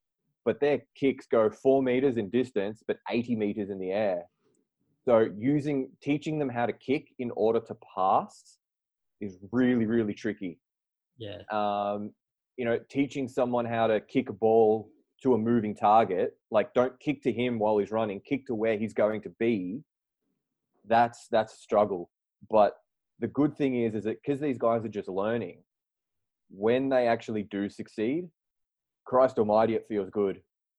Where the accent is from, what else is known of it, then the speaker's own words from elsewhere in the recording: Croydon South, Victoria, Australia; moved away as an adult; now in Warsaw, Poland; I'm from South Croydon, and I went to school at Croydon South Primary School, which is no longer non-existent, and I played for South Croydon Bulldogs.